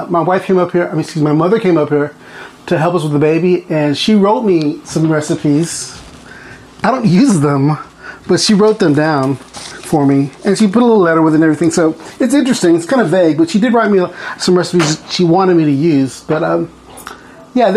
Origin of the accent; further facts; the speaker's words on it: Port Lavaca, Texas, United States; moved away as an adult; now in Bethel, United States; I grew up in Port Lavaca, Texas, which is like halfway between Corpus Christi and Houston